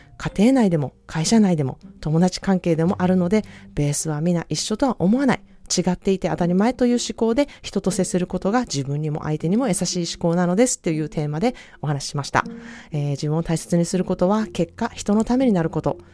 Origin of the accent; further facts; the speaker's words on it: Osaka, Japan; moved away as an adult; now in California, United States; 私は、あの、大阪出身なので